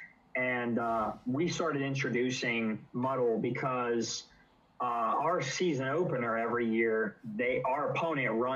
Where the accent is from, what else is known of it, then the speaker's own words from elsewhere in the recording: Columbus, Ohio, United States; I'm from Columbus City and went to a city school